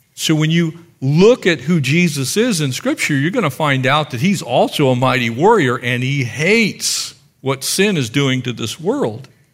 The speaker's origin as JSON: {"language": "English", "country": "United States", "said": "us as American Christians"}